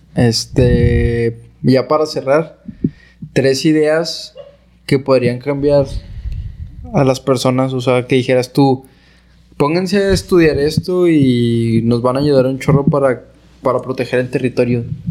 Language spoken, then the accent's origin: Spanish; Camargo, Chihuahua, Mexico; Yo soy originario de Camargo